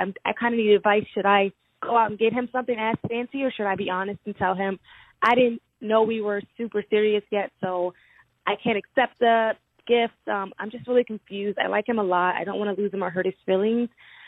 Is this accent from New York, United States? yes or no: yes; Albany, New York, United States; I'm from Albany, New York.